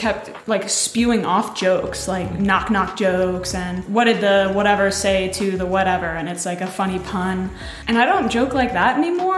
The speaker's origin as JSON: {"language": "English", "town": "Austin", "region": "Texas", "country": "United States", "tie": "born or raised there", "also_born_or_lived": "Chicago", "said": "I grew up in Northwest Hills in Austin"}